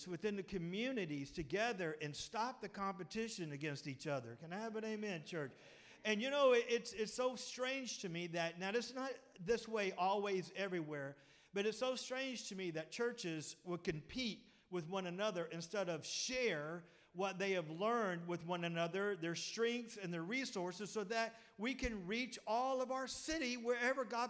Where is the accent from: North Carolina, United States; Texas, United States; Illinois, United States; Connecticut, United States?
Texas, United States; Pettus; I come from Pettus, and you know us Pettus boys